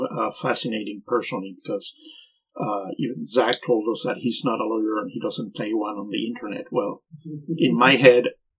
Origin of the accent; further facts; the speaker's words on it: Venezuela; English is a second language; moved away as an adult; I'm originally from Venezuela